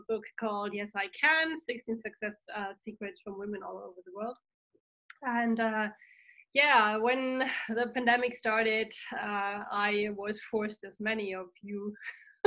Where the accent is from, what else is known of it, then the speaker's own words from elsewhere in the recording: Germany; first language German; English is a second language; I'm from Germany